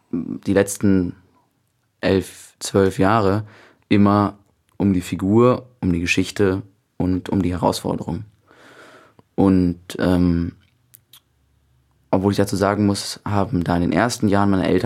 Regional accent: Cologne, North Rhine-Westphalia, Germany; Köln, das ist meine Heimatstadt.

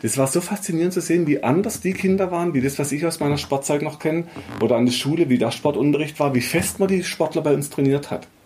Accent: Black Forest, Baden-Württemberg, Germany; ich bin halt in Schwarzwald aufgewachsen

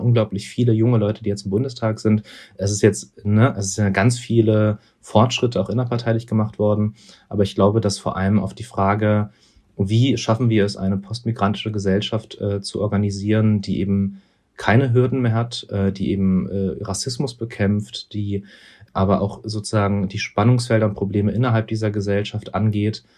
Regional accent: Berlin, Germany; dass wir da aufgewachsen sind

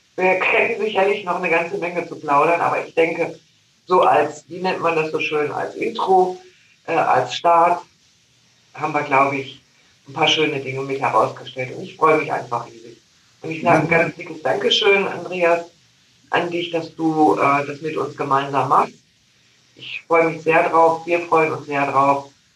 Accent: North Rhine-Westphalia, Germany; now in Lake Constance, Germany; ich bin ja in Nordrhein-Westfalen groß geworden

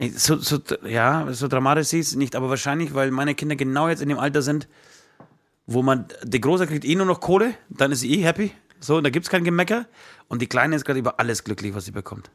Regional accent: Poland; moved away; ich komme ja aus Polen

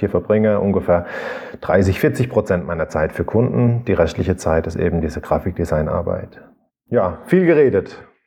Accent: Rhineland-Palatinate, Germany; Ich komme aus der Südpfalz

